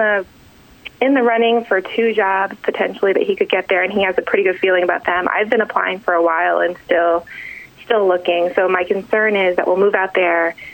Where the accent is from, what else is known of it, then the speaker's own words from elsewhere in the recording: Buffalo, New York, United States; moved away; I'm actually from Buffalo, but all of our families live out there now.